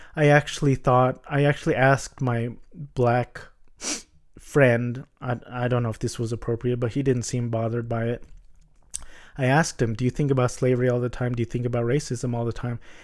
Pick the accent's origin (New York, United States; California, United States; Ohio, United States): California, United States; Orange County; I'm a Filipino American and I was born in the States. Um, I went to Catholic private elementary and Catholic private high school in Orange County